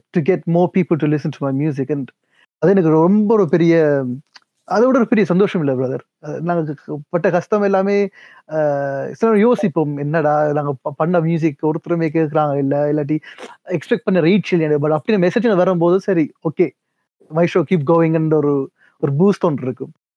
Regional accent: France; now in United Kingdom; நான் பிறந்து வளர்ந்தது பிரான்ஸ்ல மூவ் பண்ணது யூகேக்கு

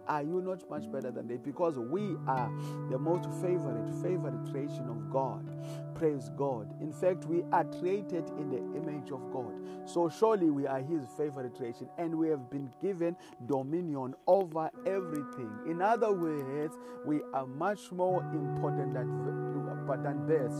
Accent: South Africa; I come all the way from South Africa

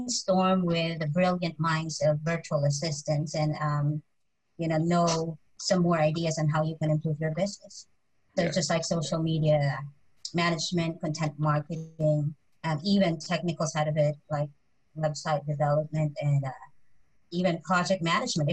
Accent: Philippines; as a Filipino

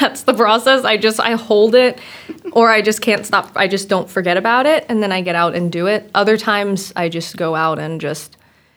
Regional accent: Germantown, Maryland, United States; also born or lived in Washington / Frederick, Maryland; I grew up in Germantown and then moved to Washington and then came to Frederick. So I was kind of bounced around, but Maryland, whole life.

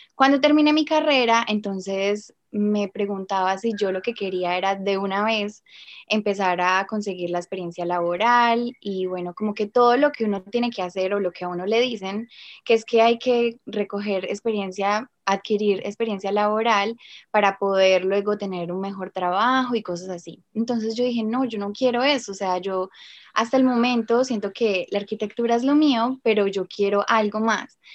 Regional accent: Colombia; moved away as an adult; now in Australia; como colombiana

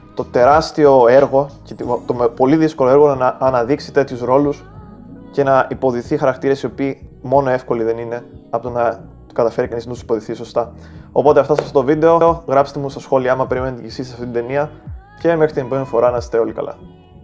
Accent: Greece; σαν Έλληνες

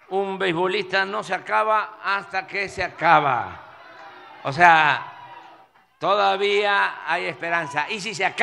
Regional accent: Coatzacoalcos, Veracruz, Mexico; ¿Ustedes saben lo que es estar en Coatzacoalco? En el antiguo Puerto México. es estar sí, en mi tierra, es estar en mi agua.

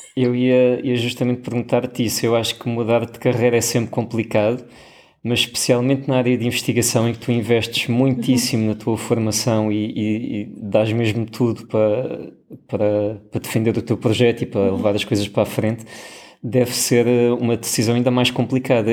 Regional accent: Portugal; moved away; da nossa herança enquanto portugueses

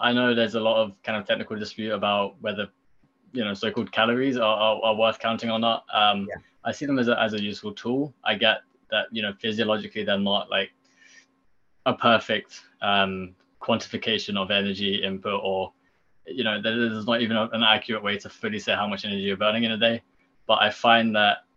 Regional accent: United Kingdom; I come from Britain, so I know my background

